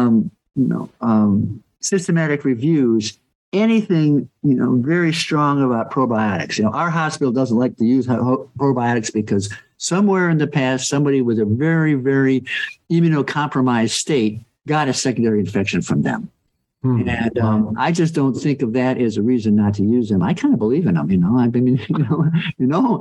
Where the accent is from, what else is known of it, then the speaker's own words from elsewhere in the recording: North Carolina, United States; my home state of North Carolina